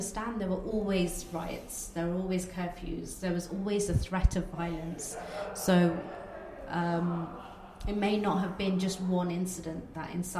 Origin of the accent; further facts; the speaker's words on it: Coventry, West Midlands, United Kingdom; first language Bengali; English is a second language; we come from Coventry, a very, very multicultural city.